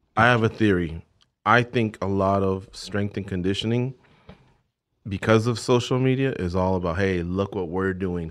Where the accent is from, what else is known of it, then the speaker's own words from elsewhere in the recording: Orange County, California, United States; When we were growing up in Orange County, we're from Orange County, California